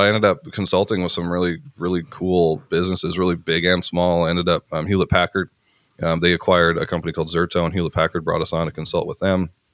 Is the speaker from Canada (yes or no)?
yes; Canada; I grew up small town. I'm actually from Canada, I'm farm kid in Canada